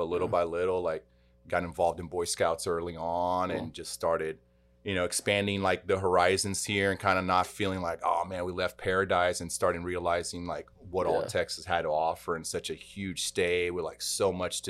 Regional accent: Salvador, Bahia, Brazil; born there; English is a second language; So, you know, I was born in Brazil, and I was really born in a city that's a huge metropolis in Brazil called Salvador.

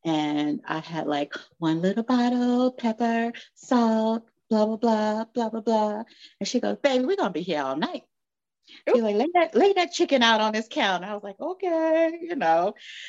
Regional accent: Los Angeles, California, United States; moved away as an adult; also born or lived in Miami / Missouri; born and raised in Los Angeles, California. I have lived in several states

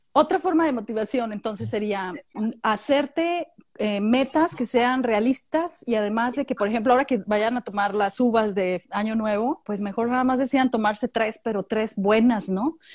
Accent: Mexico; moved away as an adult; now in Australia; nosotros como mexicanos cuando viví en México

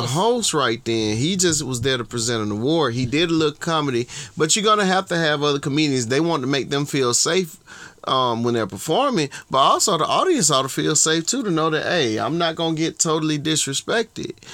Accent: Georgia, United States; from Georgia

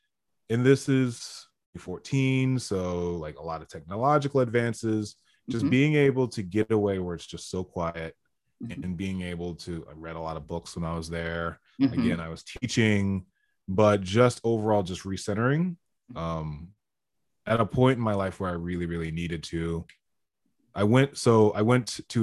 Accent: United States; I'm this American and I come from America

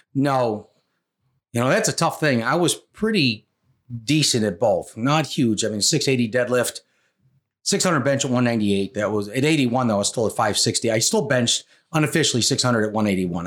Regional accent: Rochester, New York, United States; I grew up in Rochester, New York

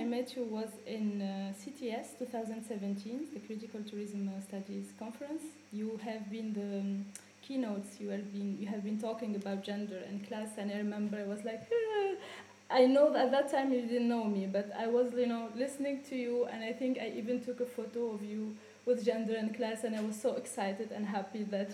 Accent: Tunisia; moved away; I am from Tunisia

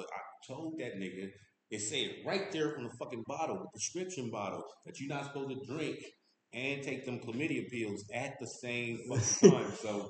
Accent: Columbus, Ohio, United States; born and raised Lincoln Park. I was born and raised in Lincoln Park.

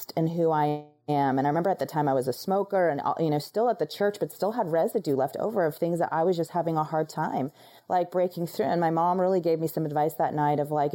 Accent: Florida, United States; moved away as an adult; now in Dallas, United States; I was in Florida for, you know, 34 years of my life, never left that place

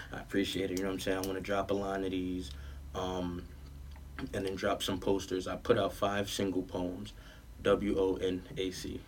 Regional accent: New York City, New York, United States; also born or lived in Manhattan, New York / Georgia; I was raised um, in Southside right by 40Ps

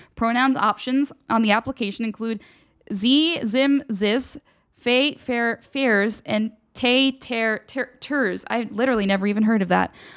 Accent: Radnor, Pennsylvania, United States; moved away; my hometown, Radnor, Pennsylvania

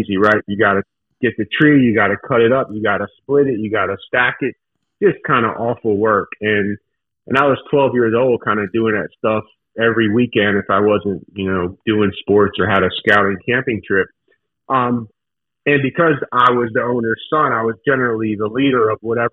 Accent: Newark, Delaware, United States; I grew up in Newark, Delaware, not too far from you guys.

